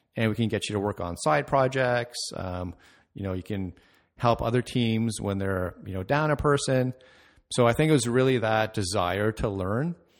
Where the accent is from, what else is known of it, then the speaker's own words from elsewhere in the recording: Mississauga, Ontario, Canada; also born or lived in Toronto, Canada; I grew up in Mississauga